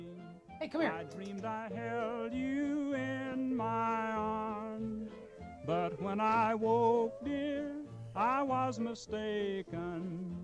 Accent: Kentucky, United States; I am from Kentucky

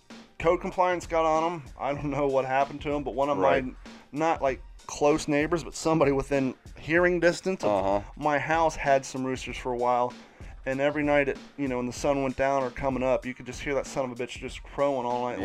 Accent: Franklin County, Ohio, United States; now in Florida, United States; my hometown of Franklin County, Ohio

